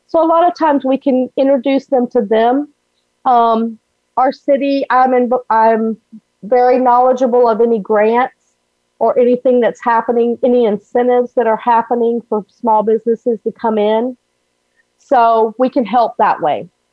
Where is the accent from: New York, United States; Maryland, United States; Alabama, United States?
Alabama, United States; now in Florida, United States; I grew up in Alabama